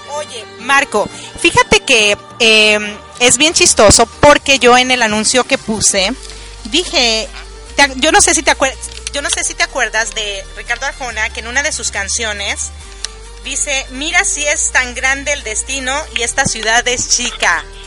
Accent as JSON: {"language": "Spanish", "country": "Mexico", "moved": "yes", "said": "pues de México"}